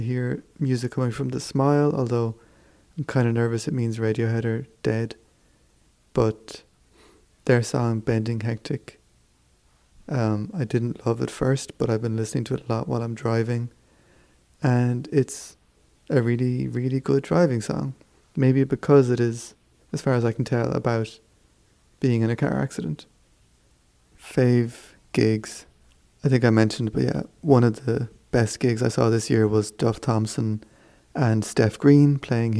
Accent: Kerry, Munster, Ireland; moved away; We're from Kerry

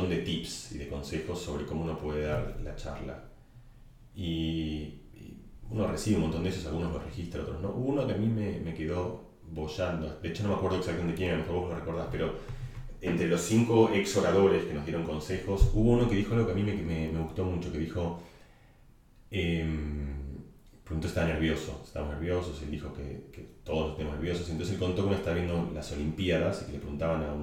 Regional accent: Argentina; accent: Catalan; yo con mi acento eh, catalán, porque tenía un acento catalán, le empecé a gritar a, los, no ni siquiera a Maradona, sino a los monos de seguridad de Maradona, Diego, soy argentino, Diego, soy argentino

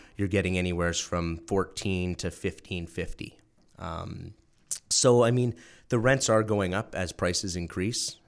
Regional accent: New Brunswick, Canada; moved away as an adult; small town in New Brunswick called, uh, Ormacto

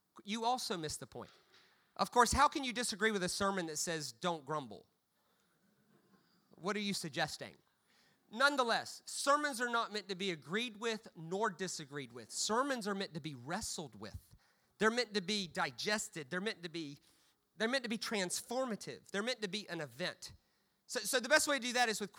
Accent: United States; as an American

